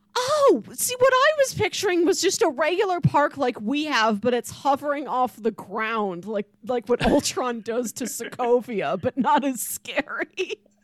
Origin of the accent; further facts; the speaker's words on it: Missouri, United States; we're from Missouri